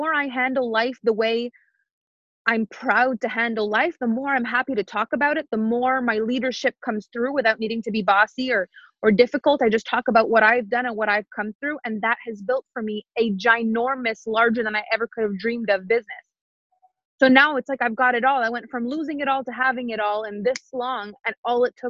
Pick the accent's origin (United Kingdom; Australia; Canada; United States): Canada; first language French; English is a second language; I'm French Canadian, so English isn't even my first language